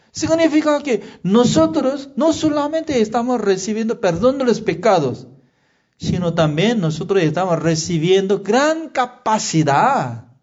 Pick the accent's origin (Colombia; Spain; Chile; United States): Chile; Sí, soy chileno.